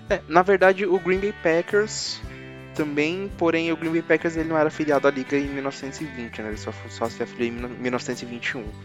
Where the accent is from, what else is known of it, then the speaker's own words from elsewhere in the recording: São Paulo, Brazil; a gente é do Zona Sul, a gente tem mais referências da, da Zona Sul